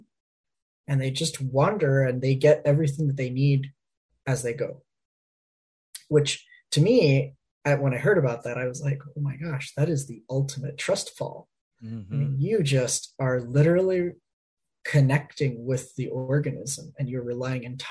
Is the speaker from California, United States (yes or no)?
no; Miami, Florida, United States; now in Ohio, United States; I grew up in Miami, Florida